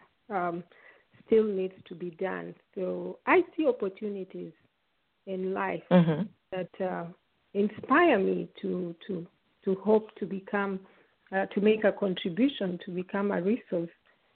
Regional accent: Kenya; moved away; also born or lived in Uganda; I was born in Uganda, but we left when I was still a baby. We were still little when we moved back home to Kenya.

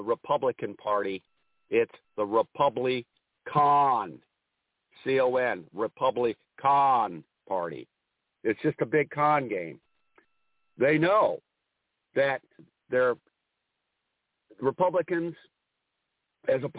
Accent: Ohio, United States; My home state is Ohio

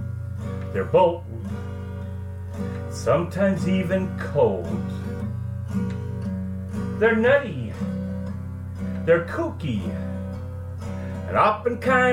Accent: Midwest, United States; I'm …. I grew up in the Midwest, as did Lisa.

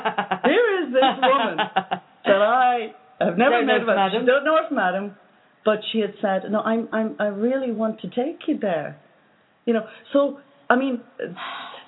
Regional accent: Ireland; from Ireland

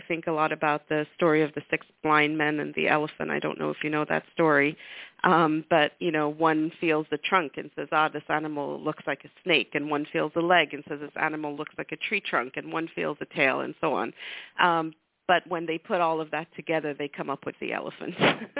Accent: Lesotho; moved away as an adult; now in United States; So I grew up in Africa, in a tiny little country in the heart of completely landlocked by South Africa. And the reason I came to the U.S. for college was because at the time, South Africa was an apartheid country.

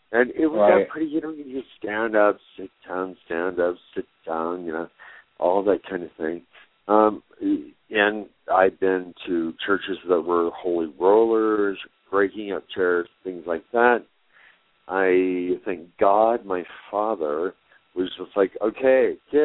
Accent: Greeley, Colorado, United States; also born or lived in Cañon City, Colorado; now in Denver, United States; I was born in Greeley

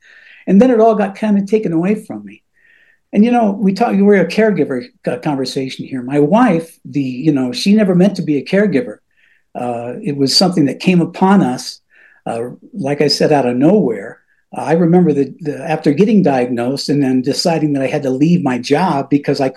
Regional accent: Cañon City, Colorado, United States; moved away as an adult; also born or lived in Florida; my dad worked at the only radio station in my hometown in Canyon City, Colorado.

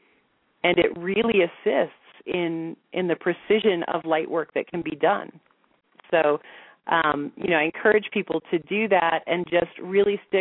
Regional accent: the Bible Belt, United States; moved away as an adult; now in Sedona, United States; I grew up in the Bible Belt.

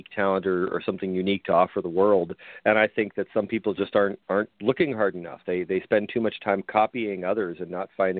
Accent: Canada; now in Buffalo, United States; I'm originally Canadian

